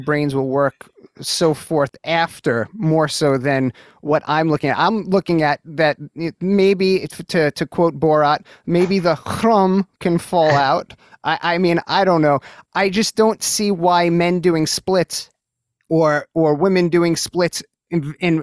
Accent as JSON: {"language": "English", "town": "New York City", "region": "New York", "country": "United States", "tie": "born or raised there"}